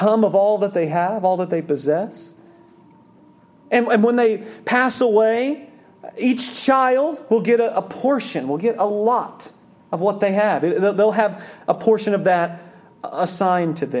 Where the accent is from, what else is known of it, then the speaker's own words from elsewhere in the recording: Oklahoma, United States; I grew up in Oklahoma. I grew up in a city